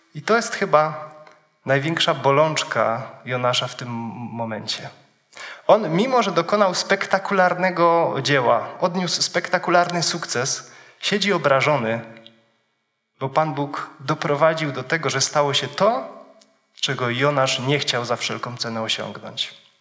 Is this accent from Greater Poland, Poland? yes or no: no; Wisła, Silesian Voivodeship, Poland; moved away; przywiązany do miejsca, z którego pochodzę. Pochodzę z Wisły.